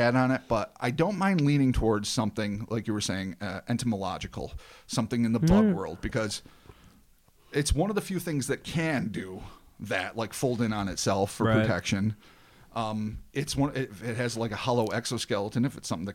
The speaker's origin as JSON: {"language": "English", "country": "United States", "said": "I'm American"}